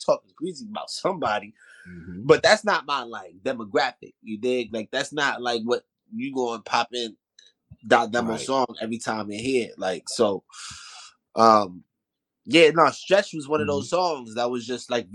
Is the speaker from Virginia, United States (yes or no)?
no; New York City, New York, United States; I'm really from Soundview Projects. Like, you know, Stevenson Commons